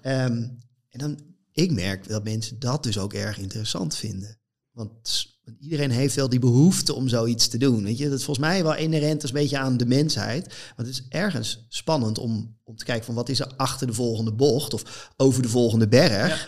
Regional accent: North Holland, Netherlands; ergens een groot veld in Noord-Holland waar ik vandaan kom

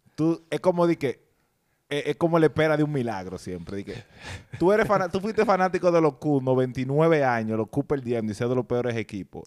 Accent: San Cristóbal, Dominican Republic; now in New York, United States; yo soy de San Cristóbal

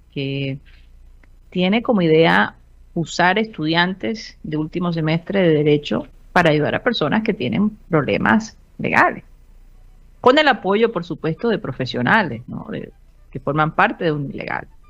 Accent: Colombia; se transmite desde la ciudad de Barranquilla, Colombia, South America, la capital deportiva de nuestro país

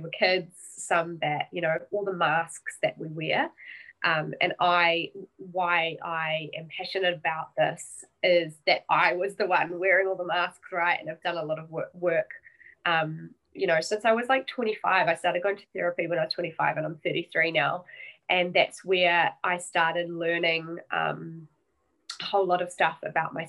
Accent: New Zealand; I am a Kiwi. I'm over in New Zealand

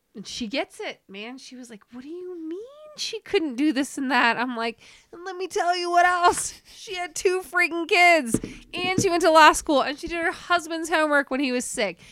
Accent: Centerville, Utah, United States; moved away as an adult; also born or lived in Salt Lake City; now in Jackson, United States; I lived in Centerville. I grew up in Centerville

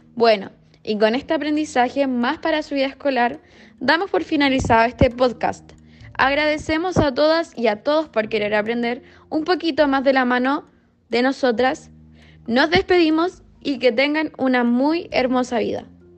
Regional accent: Chile; nuestra historia como chilenos

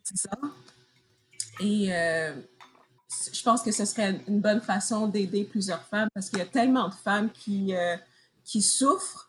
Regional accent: Montreal, Quebec, Canada; moved away as an adult; now in United States; je viens de Montréal, mais présentement, je suis aux États-Unis

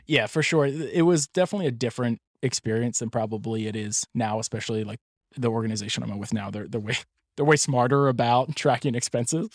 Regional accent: Pennsylvania, United States; also born or lived in Chicago; I was actually born in Chicago. But, so I grew up in Pennsylvania.

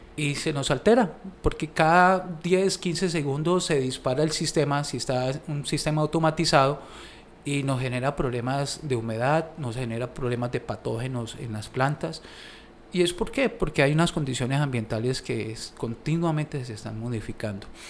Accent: Colombia; para nosotros como colombianos

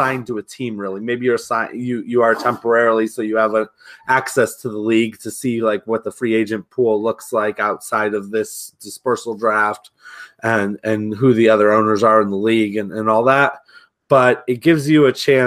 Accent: Cleveland, Ohio, United States; I'm from Cleveland

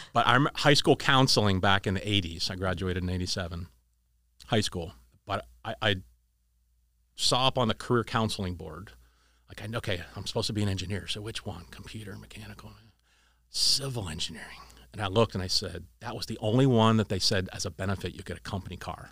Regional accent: Erie, Pennsylvania, United States; moved away; we grew up in Erie.

